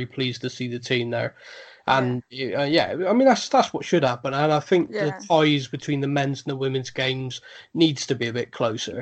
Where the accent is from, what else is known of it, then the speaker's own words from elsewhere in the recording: Bristol, South West England, United Kingdom; I'm from Bristol, and we are literally the border city